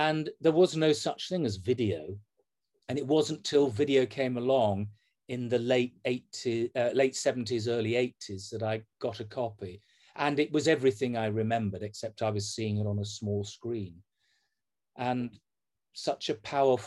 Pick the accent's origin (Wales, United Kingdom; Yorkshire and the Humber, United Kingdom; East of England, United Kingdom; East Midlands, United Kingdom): Yorkshire and the Humber, United Kingdom; Leeds; I'm from Leeds